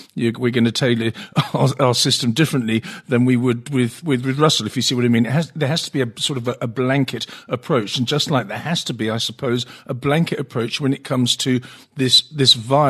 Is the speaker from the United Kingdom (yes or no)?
yes; England, United Kingdom; when I grew up in England and I was educated at a state school